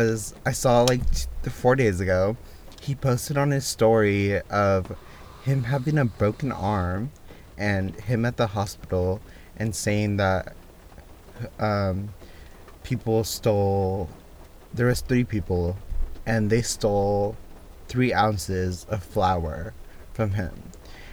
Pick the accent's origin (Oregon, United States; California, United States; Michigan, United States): Oregon, United States; Portland; We're originally from Portland, Oregon